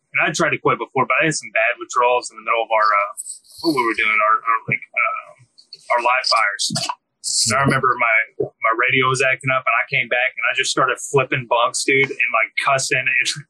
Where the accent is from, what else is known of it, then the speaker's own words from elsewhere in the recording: Texas, United States; I'm from Texas.